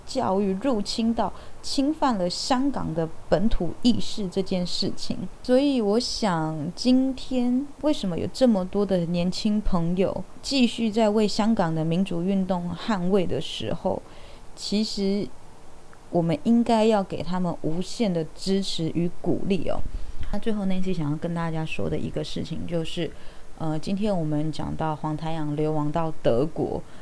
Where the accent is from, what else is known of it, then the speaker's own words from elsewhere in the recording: Taiwan; 我是一名台湾人，我会讲台语，我觉得很正常。那我从小学习的，也就是台湾的历史